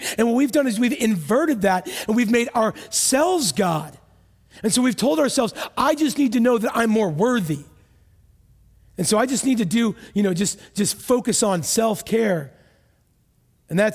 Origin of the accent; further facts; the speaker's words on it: United States; I'm from America.